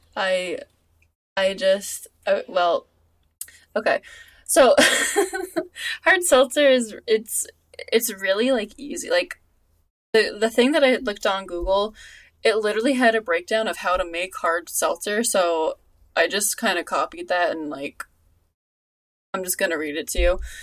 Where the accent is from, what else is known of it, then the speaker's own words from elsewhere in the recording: Long Island, New York, United States; my hometown has a has a a, a seltzer place somewhere out on like the island